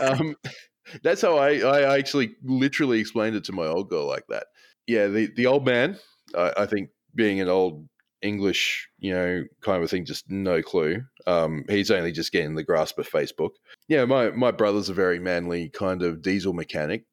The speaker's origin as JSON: {"language": "English", "country": "Australia", "said": "as an Australian"}